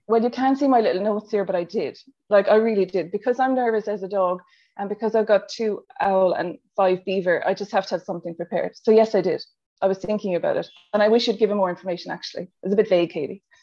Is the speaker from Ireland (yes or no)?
yes; Ireland; accent: Irish; moved away as an adult; now in Australia; if you haven't picked up from the accent, I'm Irish from Ireland, and I moved to Australia, I think seven or eight years ago now.